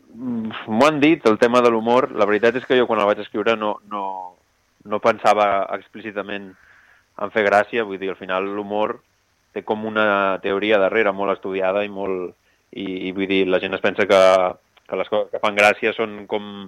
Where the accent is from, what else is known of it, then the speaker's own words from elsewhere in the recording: Roses, Catalonia, Spain; now in Barcelona, Spain; jo sóc de Roses